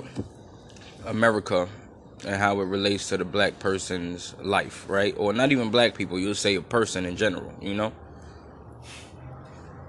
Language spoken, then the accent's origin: English; New York City, New York, United States; I'm from Brooklyn